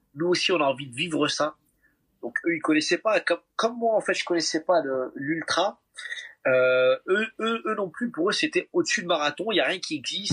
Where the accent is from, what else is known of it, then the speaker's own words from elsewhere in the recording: Paris, Île-de-France, France; en tant que bon parisien qui se respecte, je ne suis jamais monté dans la tour Eiffel